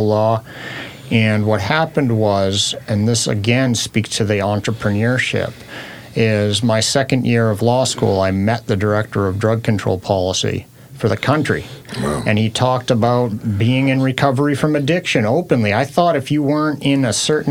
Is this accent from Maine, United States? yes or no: yes; Portland, Maine, United States; moved away as an adult; now in Washington, United States; This was my home state. Portland, Maine is where I grew up